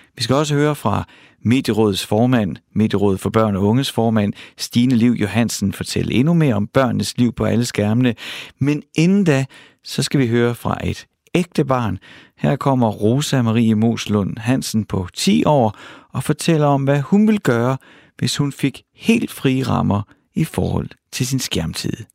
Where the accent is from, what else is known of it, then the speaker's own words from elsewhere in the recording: Horsens, Central Denmark Region, Denmark; Jeg er vokset op i Horsens, mm. i Mimersgade